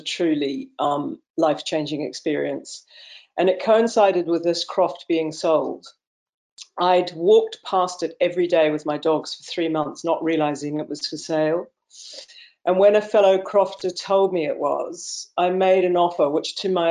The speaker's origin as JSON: {"language": "English", "country": "New Zealand", "tie": "born or raised there", "moved": "yes", "lives_now": "Clovullin, United Kingdom", "said": "I was born in New Zealand, and I was brought up"}